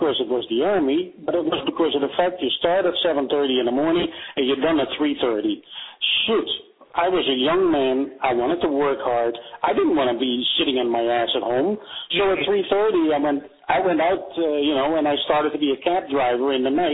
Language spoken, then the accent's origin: English; Amsterdam, North Holland, Netherlands; English is a second language; moved away as an adult; also born or lived in Bennekom, Netherlands; now in United States; when we moved from Amsterdam to a place called Bennekom